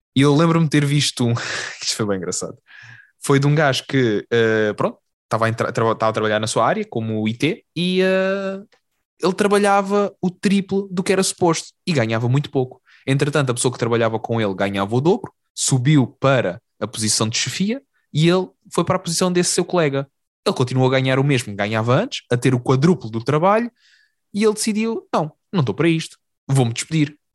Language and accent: Portuguese; Algarve, Portugal; now in Lisbon, Portugal; nós, enquanto Algarvio e Alentejano